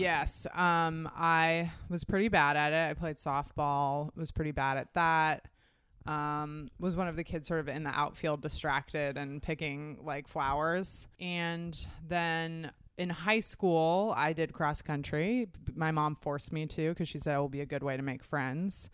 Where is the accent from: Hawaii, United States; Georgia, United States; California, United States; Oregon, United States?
Oregon, United States; Portland; I grew up in Portland, Oregon